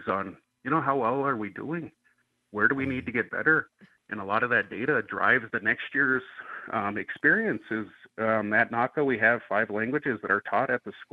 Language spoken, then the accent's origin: English; Northern Plains, United States; now in Albuquerque, United States; I come from the Northern Plains area